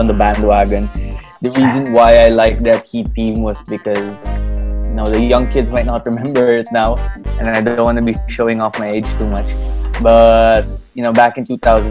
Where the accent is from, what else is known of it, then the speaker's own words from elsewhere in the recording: Philippines; I grew up in the Philippines. Born and raised in the Philippines, in fact, Filipino citizen too.